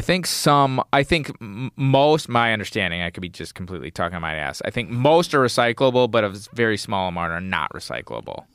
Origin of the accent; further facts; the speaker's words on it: United States; growing up in the United States